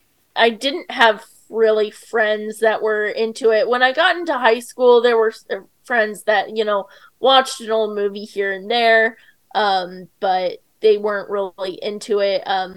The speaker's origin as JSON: {"language": "English", "town": "Edmond", "region": "Oklahoma", "country": "United States", "tie": "born or raised there", "said": "I've lived all over, but mostly I would say Oklahoma is kind of where I lived in middle school and high school and college. I lived in Edmond, Oklahoma. It's not super small town, but I didn't really fit in there."}